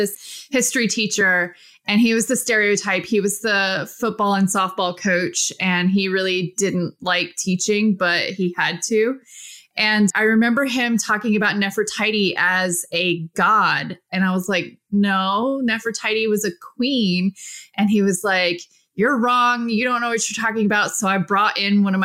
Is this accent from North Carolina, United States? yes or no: yes; Statesville, North Carolina, United States; also born or lived in Norfolk, Virginia / Charleston, South Carolina; we moved to Statesville, North Carolina, which is just north of Charlotte. And so that's where I pretty much grew up